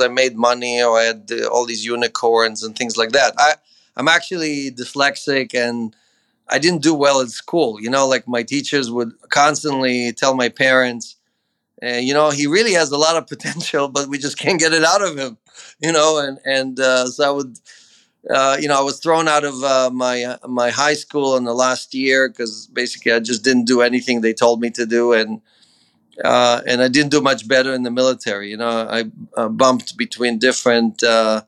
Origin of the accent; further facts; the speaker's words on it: Ukraine; now in United States; I was born in the Ukraine in the 60s. It was part of the USSR, you know, the Russian evil empire. And in a little hut with an outhouse, you know, that's that was me growing up in the Ukraine